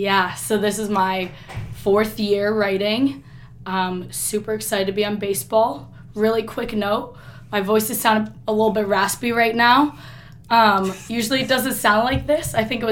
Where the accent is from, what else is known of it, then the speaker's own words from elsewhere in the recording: Chicago, Illinois, United States; Grew up actually in Wrigleyville